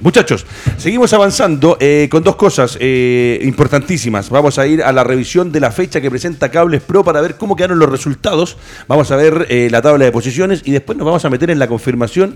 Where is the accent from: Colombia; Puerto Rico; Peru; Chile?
Chile